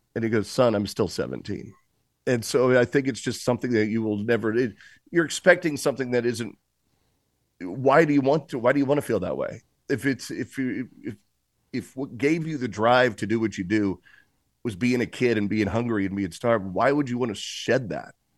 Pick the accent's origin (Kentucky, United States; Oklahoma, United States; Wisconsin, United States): Oklahoma, United States; Tulsa; moved away; also born or lived in Cincinnati / Boston; I was technically born in Cincinnati and lived in Boston, but when I moved to Tulsa, that's when I truly became, I believe, who I am today